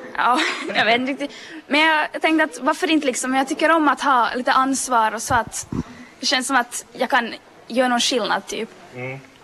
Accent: Malax, Ostrobothnia, Finland; jag är från Malax

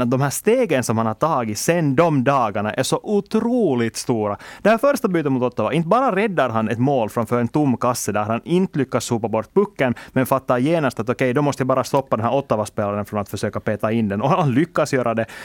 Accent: Finland; vi är ju ändå finländare

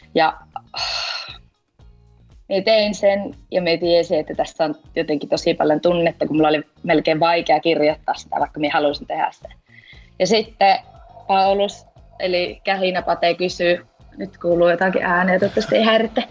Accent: Rovaniemi, Lapland, Finland; minä olen siis Rovaniemeltä, 24V.

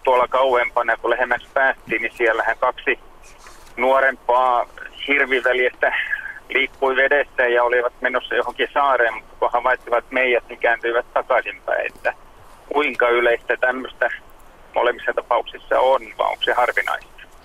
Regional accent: Turku, Southwest Finland, Finland; oikeastaan en ole Paraisilta, olin ihan turkulainen

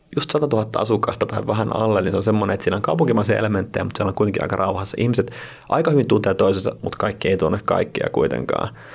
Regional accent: Kuopio, North Savo, Finland; moved away; also born or lived in Espoo / Mikkeli; Mä oon siis syntynyt Espoossa sitten muuttanut kaksivuotiaana Mikkeliin Fajanduunien perässä ja sieltä sitten kuopio 6-7-vuotiaana. Mä oon varttunut Kuopiossa, 100 000 asukkaan kaupunki siellä Pohjois-Savossa

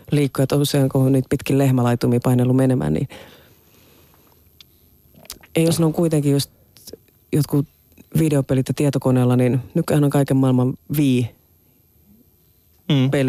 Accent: Southwest Finland, Finland; Mä oon käynyt itse ollut nurkkila alasta ja se on Kemio ja Pernion välissä semmoinen

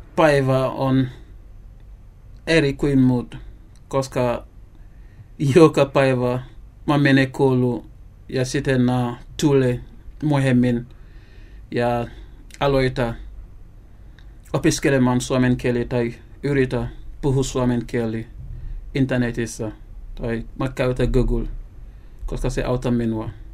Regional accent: Gambia; Finnish is a second language; moved away as an adult; now in Finland; olen gambialainen. Gambia on pieni maa Länsi-Afrika

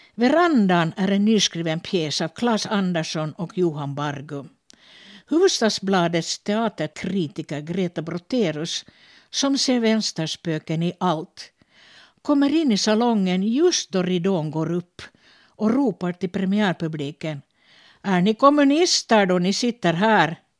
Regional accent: Finland; teaterchef på olika teatrar här hemma i Finland, men också i Sverige

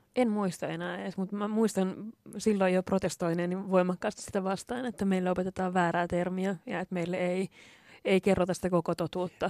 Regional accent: Lahti, Päijät-Häme, Finland; moved away as an adult; also born or lived in Turku; mä oon, oon kasvanut Lahdessa

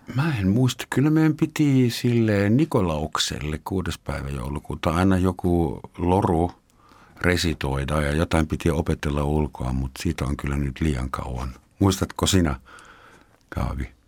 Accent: Germany; Finnish is a second language; now in Finland; sekä Gaavi ja minä olemme äh, kotoisin edesmenneestä valtiosta, jonka nimi oli Länsi-Saksa

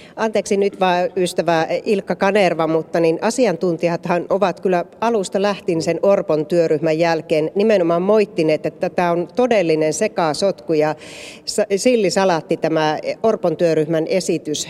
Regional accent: Joensuu, North Karelia, Finland; minun kotikaupunkini Joensuu

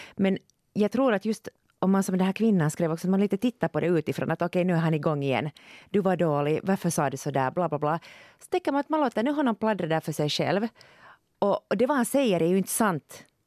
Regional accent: Finland; jag är född i Finland

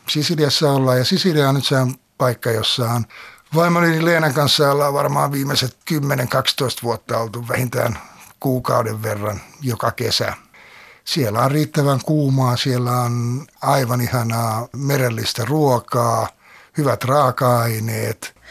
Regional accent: Helsinki, Uusimaa, Finland; Oman nuoruuteni olen viettänyt meren äärellä Lauttasaaressa, syntynyt siellä ja sitten lähtenyt sieltä 18-vuotiaana pois.

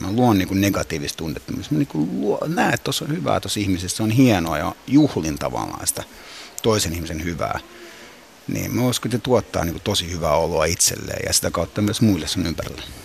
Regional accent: Finland; also born or lived in Cyprus; me muutettiin Suomeen, se halusi mulle suomalaisen kasvatuksen ja koulutuksen. Ja muutettiin Suomeen silloin neljä ja viiden ikävuoden välissä

